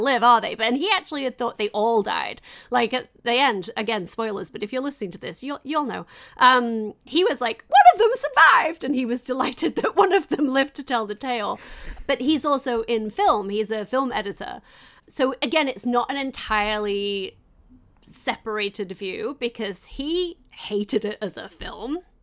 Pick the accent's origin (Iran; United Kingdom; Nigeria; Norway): United Kingdom; England; I'm English